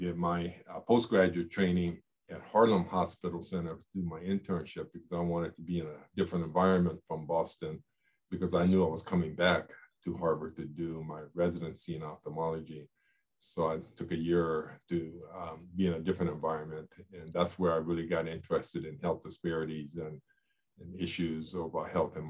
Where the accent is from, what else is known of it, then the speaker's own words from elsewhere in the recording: Yokohama, Kanagawa, Japan; born there; I was born in Yokohama, as you mentioned. I was raised by my mother, who's Japanese, for the first part of my life.